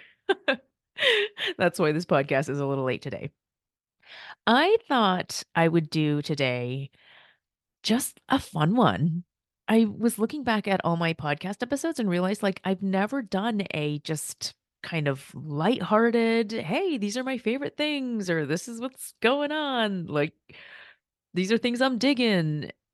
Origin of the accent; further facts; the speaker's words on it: United States; first language Korean; English is a second language; I'm the first child in my family. to be born in the U S